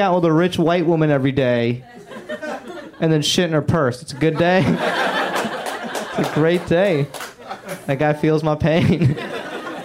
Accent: the South, United States; now in Los Angeles, United States; I grew up in the South

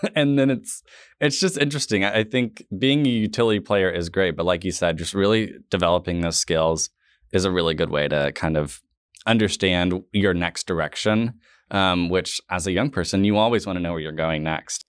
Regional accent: Tulsa, Oklahoma, United States; we both grew up here, so I think for me personally, I had a different experience of Tulsa when I was here in high school

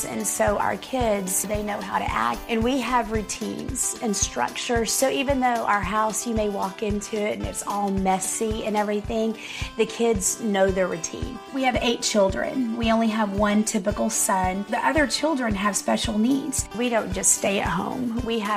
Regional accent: Frisco, United States; I was born and raised in Frisco

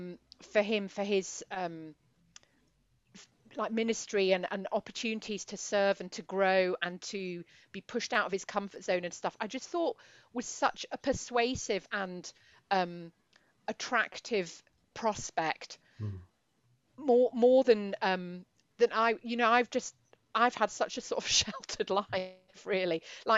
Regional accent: Edinburgh, Scotland, United Kingdom; I'm from Edinburgh, but if you know, I wasn't bumping into Mez on a daily basis, put it that way, where I was

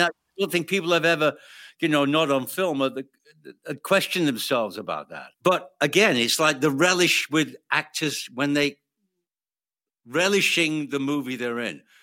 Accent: United Kingdom; I'm British

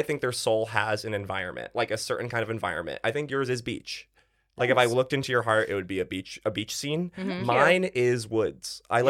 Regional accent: United States

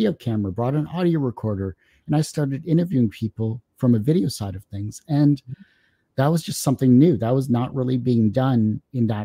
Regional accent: Windsor, Ontario, Canada; No, I'm Canadian. I was born and raised in Windsor, Ontario, and I'm still here

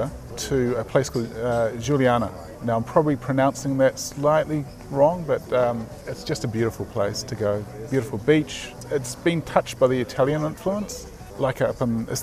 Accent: New Zealand; Being a Kiwi, we very much have our own way about us

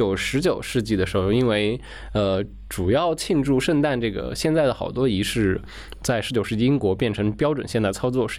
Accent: China; also born or lived in United States; 我们中国人

